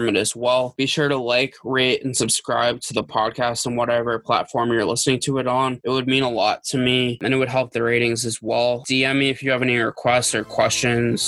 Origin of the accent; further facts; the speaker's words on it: Boston, Massachusetts, United States; growing up in Boston